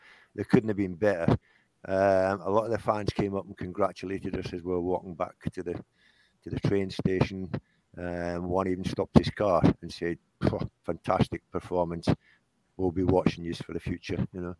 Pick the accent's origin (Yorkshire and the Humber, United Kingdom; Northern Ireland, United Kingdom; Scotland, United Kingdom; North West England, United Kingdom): Scotland, United Kingdom; now in Gateshead, United Kingdom; I've been here 46 years now, so I'm a nationalised Geordie, I'm not a Scotsman. I don't follow Scotland.